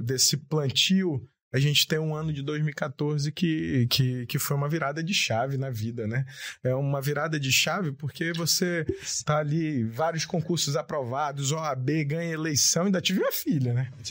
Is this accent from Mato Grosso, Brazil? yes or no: no; Japiim, Amazonas, Brazil; eu venho lá do Japim